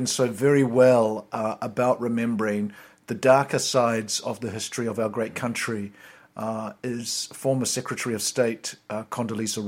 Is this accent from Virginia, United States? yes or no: yes; Richmond, Virginia, United States; my home state